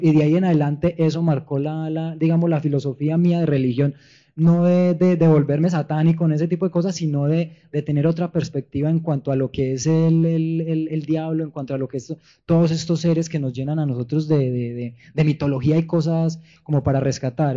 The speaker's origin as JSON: {"language": "Spanish", "area": "Paisa region", "region": "Antioquia", "country": "Colombia", "said": "Soy paisa, soy andino de la tierra de Gonzalo Arango Arias"}